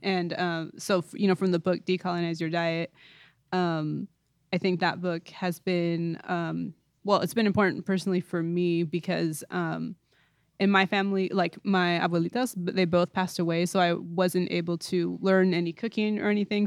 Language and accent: English; East Bay, Northern California, United States; I'm from Northern California, so I'm from the East Bay area